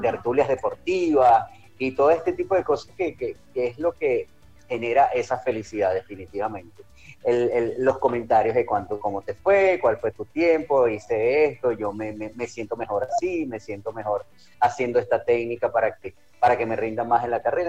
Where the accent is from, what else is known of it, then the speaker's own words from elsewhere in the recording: Caracas, Capital District, Venezuela; Yo nací y me crié en Caracas. Soy caraqueño